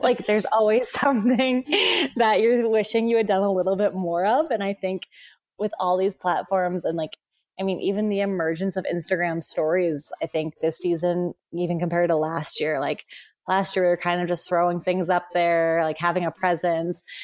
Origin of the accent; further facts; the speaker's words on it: Buffalo, New York, United States; moved away; I grew up in Buffalo, so I grew up around hockey